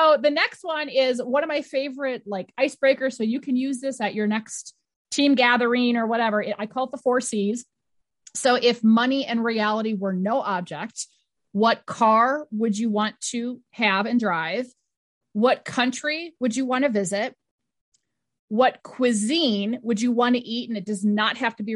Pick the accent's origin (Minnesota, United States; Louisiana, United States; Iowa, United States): Minnesota, United States; I'm from Minnesota